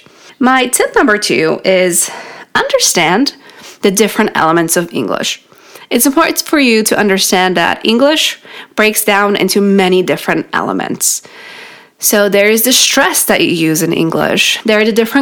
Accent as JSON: {"language": "English", "region": "New York", "country": "United States", "first_language": "Polish", "second_language": "English", "said": "In New York, that's where I'm from"}